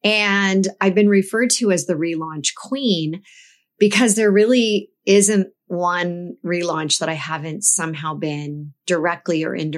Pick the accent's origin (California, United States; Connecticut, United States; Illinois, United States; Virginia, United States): California, United States; But I laugh because as I think about my career growing up in the Silicon Valley